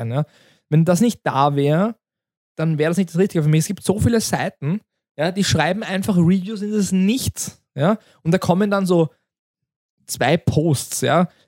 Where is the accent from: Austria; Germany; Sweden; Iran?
Austria; Ja, wir sind aus Österreich und alles ist Fakt